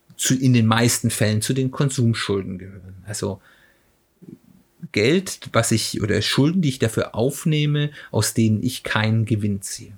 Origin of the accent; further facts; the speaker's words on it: Germany; als Deutscher